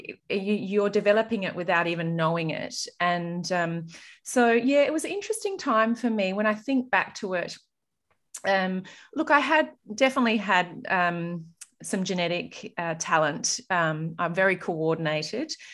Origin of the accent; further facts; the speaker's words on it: Murray Bridge, South Australia, Australia; also born or lived in Adelaide; growing up in Murray Bridge